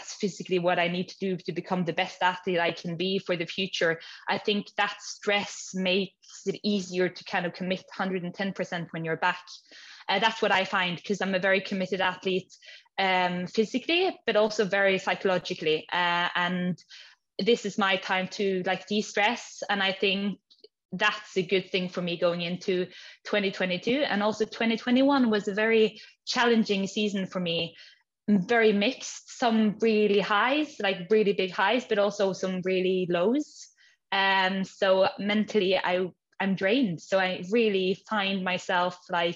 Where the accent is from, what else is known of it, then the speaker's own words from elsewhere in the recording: Stavanger, Rogaland, Norway; also born or lived in Edinburgh, Scotland; I was born in Norway, in Stavanger, west coast, southwest